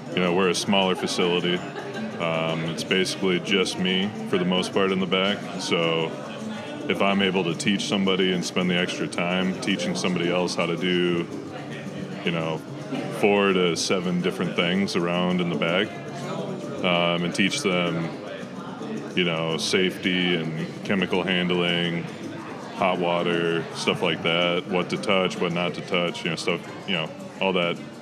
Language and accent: English; Morris, Minnesota, United States; I grew up uh, Morris, Minnesota